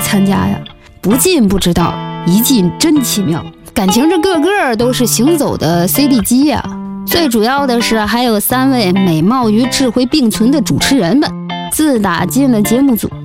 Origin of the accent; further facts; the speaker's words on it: Dalian, Liaoning, China; 我是来自大连的